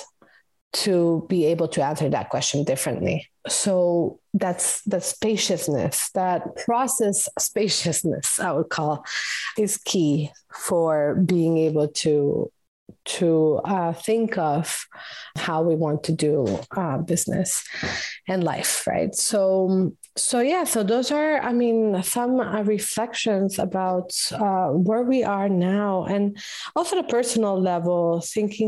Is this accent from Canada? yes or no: no; Costa Rica; moved away; also born or lived in the Mediterranean; I'm from Costa Rica